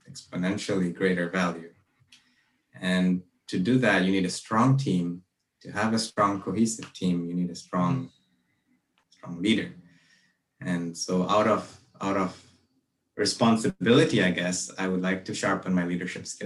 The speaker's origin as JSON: {"language": "English", "country": "Malaysia", "tie": "born or raised there", "also_born_or_lived": "Brunei", "moved": "as an adult", "lives_now": "Vancouver, Canada", "said": "I grew up in Malaysia and Brunei, and I came here to Vancouver"}